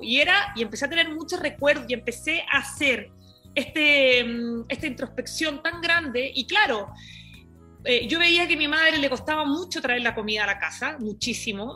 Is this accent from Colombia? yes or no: no; Iquique, Tarapacá, Chile; moved away; vengo desde Chile, eh, me crié en Iquique, en un lugar eh, que era muy chiquito, una región de, de, Chile